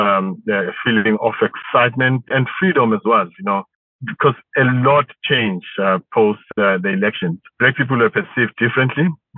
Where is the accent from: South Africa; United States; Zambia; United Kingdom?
South Africa; it was a very memorable day for us as South Africans, as Black South Africans to be specific.